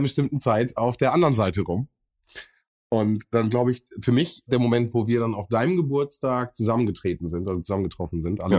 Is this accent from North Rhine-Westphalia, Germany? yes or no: yes; Bielefeld, North Rhine-Westphalia, Germany; ich komme aus Sennestadt gebürtig, also aufgewachsen bin ich in Sennestadt